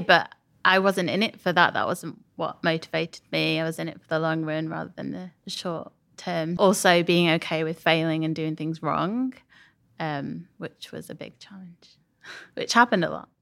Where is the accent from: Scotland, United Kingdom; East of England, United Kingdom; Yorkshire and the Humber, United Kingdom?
Yorkshire and the Humber, United Kingdom; Sheffield; moved away as an adult; also born or lived in Leeds; now in London, United Kingdom; I'm from Sheffield